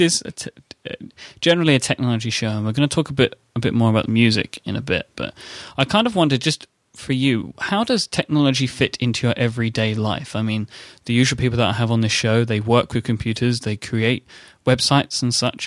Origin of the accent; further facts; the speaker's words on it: London, United Kingdom; accent: posh; I grew up in um, East London, mm-hmm. my whole life and was always considered to have less of a Cockney accent than my peers.